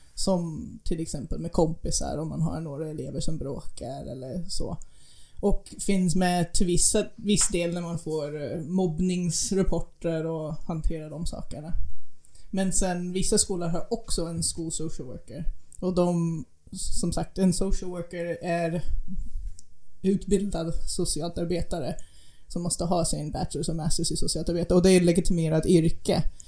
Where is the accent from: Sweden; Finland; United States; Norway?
United States; moved away; den byn där jag växte upp. Vi är, vi är ungefär en timme bort från den närmaste sjukhus